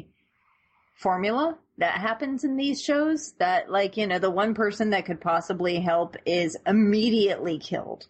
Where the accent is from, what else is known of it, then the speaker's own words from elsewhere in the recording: California, United States; born and raised in California